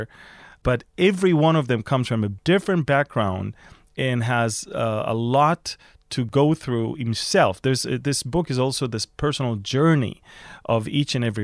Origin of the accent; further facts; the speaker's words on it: Israel; I was born in Israel as a non-believer. Obviously, I got saved only when I was close to 18 years old. And so I understand how the Jewish, Israeli-born, non-believing people think.